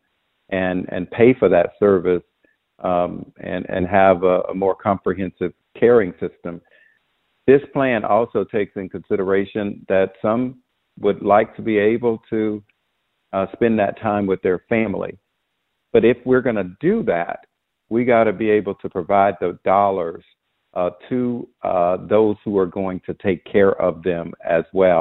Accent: Belle Glade, Florida, United States; moved away as an adult; also born or lived in South Bay, Florida; now in Washington, D.C., United States; I grew up in a poor, poverty-stricken community, Belleglade, South Bay, Florida

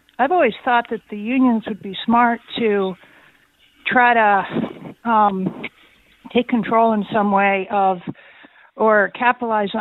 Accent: New York, United States; also born or lived in Florida; I'm a New Yorker

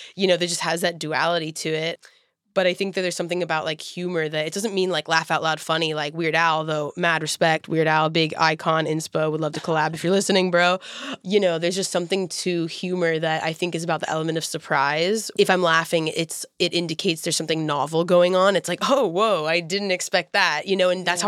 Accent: Houston, Texas, United States; moved away; I was from Houston, and I felt like I could connect with people that were like from all over.

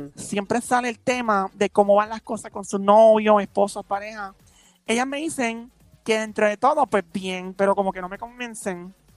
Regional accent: San Lorenzo, Puerto Rico; also born or lived in Carolina; yo nací en San Lorenzo.

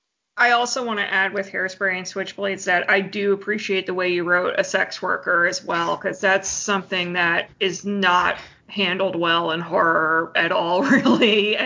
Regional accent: Leesburg, Virginia, United States; also born or lived in Holyoke, Massachusetts; I lived there until I was four, and then we moved to Leesburg, Virginia. So, you know, I grew up, you know, outside of Massachusetts, but my family's still there.

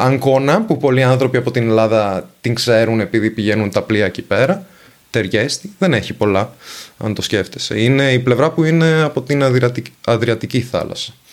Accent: Venice, Veneto, Italy; first language Venetian and Italian; Greek is a second language; από την ενδοχώρα της Βενετίας

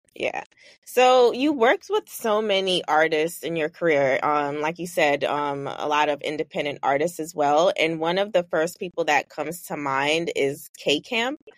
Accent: New York City, New York, United States; now in Los Angeles, United States; from Brooklyn, but I live

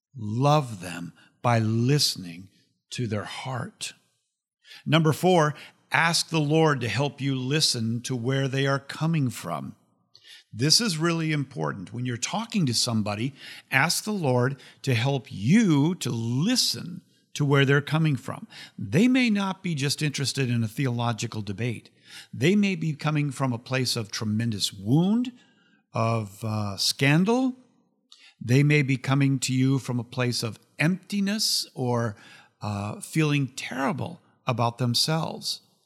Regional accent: United States; I'm an American

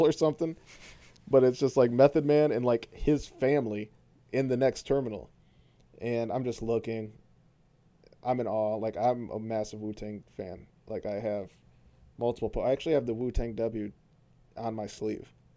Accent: Flint, Michigan, United States; I'm from Flint

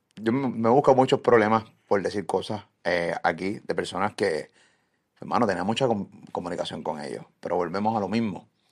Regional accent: Puerto Rico; aquí en mi país

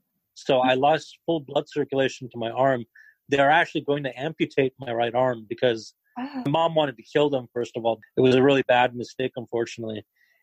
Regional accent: just outside of Tucson, Arizona, United States; I was born in Arizona, just outside of Tucson

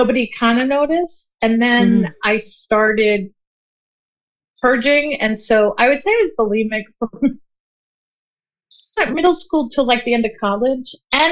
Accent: Long Island, New York, United States; I grew up on Long Island in the 80s

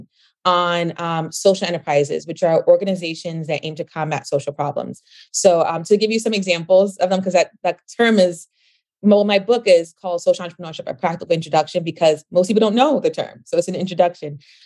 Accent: New York City, New York, United States; being from the Bronx, New York, I came up from the Bronx, New York.

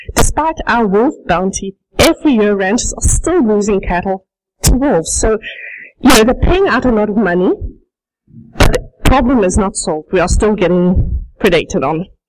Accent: South Africa; moved away as an adult; also born or lived in Netherlands; now in High Prairie, Canada; I speak with a bit of an accent because I was born and raised in South Africa. I spent the first 22 years of my life there

